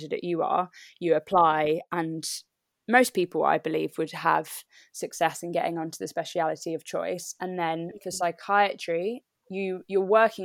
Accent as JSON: {"language": "English", "region": "London", "country": "United Kingdom", "tie": "born or raised there", "moved": "as an adult", "lives_now": "Yeovil, United Kingdom", "said": "I am from London. Grew up in London"}